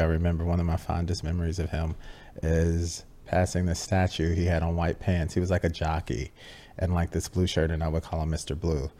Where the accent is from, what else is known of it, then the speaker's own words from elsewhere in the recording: Chicago, Illinois, United States; I come from Chicago, Illinois, uh, Southwest Side, uh, middle class, working middle class neighborhood